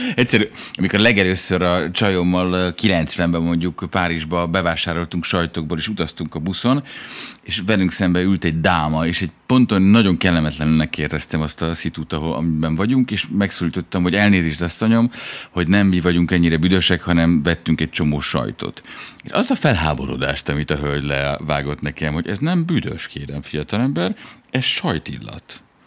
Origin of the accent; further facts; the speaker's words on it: Budapest, Hungary; now in France; egy heteroszexuális fehér férfi vagyok eh, Budáról